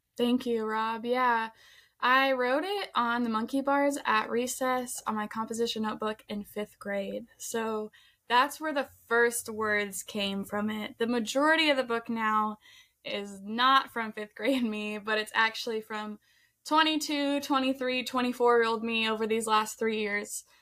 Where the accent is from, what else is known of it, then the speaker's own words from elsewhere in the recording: Colorado, United States; we're from Colorado